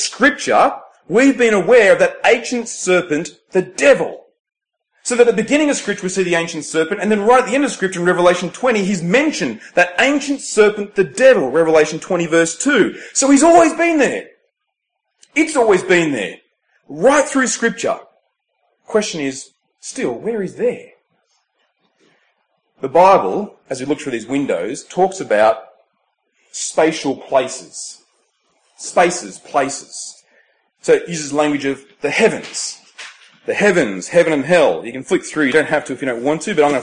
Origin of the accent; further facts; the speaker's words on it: Temora, New South Wales, Australia; moved away; Temora with this symbol, my hometown